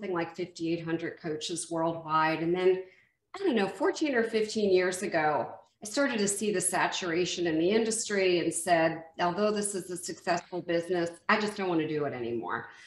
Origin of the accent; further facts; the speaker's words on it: Westfield, New Jersey, United States; moved away; also born or lived in Mexico; I grew up in Westfield, New Jersey, which was northern New Jersey